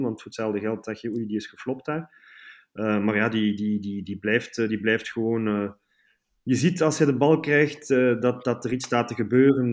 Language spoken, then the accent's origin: Dutch; Bruges, Flanders, Belgium; moved away as an adult; now in Brussels, Belgium; ik ben dus geboren in Brugge, 35 jaar geleden